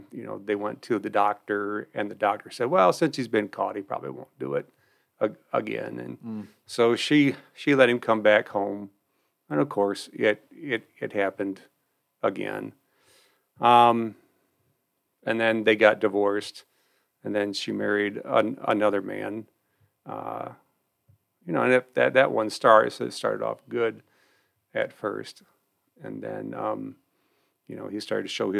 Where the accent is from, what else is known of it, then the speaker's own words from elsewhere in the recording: Albion, United States; also born or lived in North Adams; I grew up in Albion